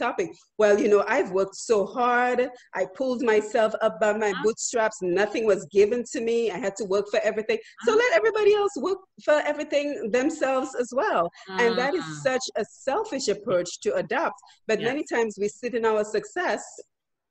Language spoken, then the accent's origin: English; Dominica; moved away; you and I came from Dominica, which is a relatively poor country